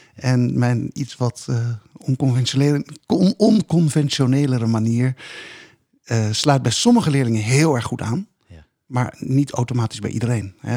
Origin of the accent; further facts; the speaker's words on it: Rotterdam, South Holland, Netherlands; also born or lived in Dordrecht; toevallig in Dordrecht dan geboren, maar in Rotterdam opgegroeid.